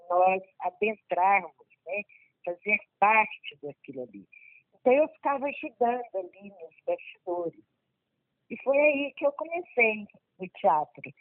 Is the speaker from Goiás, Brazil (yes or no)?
yes; Anápolis, Goiás, Brazil; also born or lived in Pirenópolis; né? sou é, anapolina, fui gerada em Pirinópolis e nasci em Anápolis.